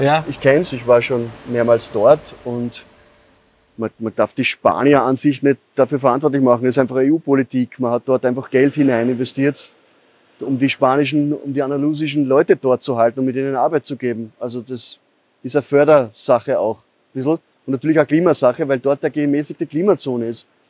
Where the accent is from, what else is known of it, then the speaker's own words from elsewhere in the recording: Upper Austria, Austria; now in Vienna, Austria; Ich bin in Oberösterreich aufgewachsen, in einer Gärtnerei